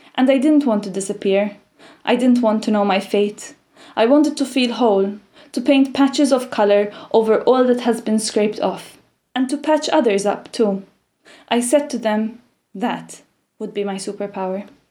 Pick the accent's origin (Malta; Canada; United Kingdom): Malta; I'm from a tiny island in the Mediterranean called Malta.